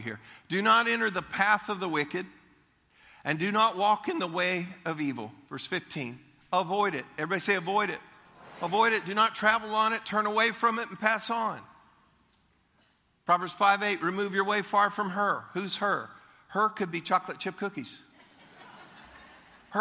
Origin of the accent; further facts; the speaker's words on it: Leesburg, Florida, United States; I grew up in Leesburg. Leesburg was a wonderful place to grow up. And we went to the Lake County Fair in Eustace